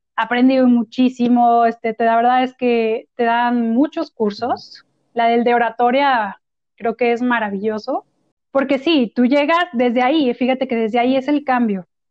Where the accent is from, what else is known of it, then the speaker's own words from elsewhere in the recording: Celaya, Guanajuato, Mexico; moved away as an adult; also born or lived in Querétaro; yo nací en Celaya, Guanajuato